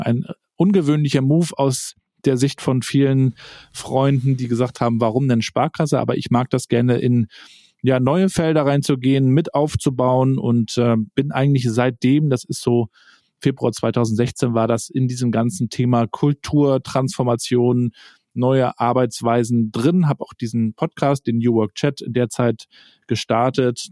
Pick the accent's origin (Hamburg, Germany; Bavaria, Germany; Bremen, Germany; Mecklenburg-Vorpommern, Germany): Mecklenburg-Vorpommern, Germany; Rostock; Ich bin hier in Rostock aufgewachsen, noch in der DDR-Zeit damals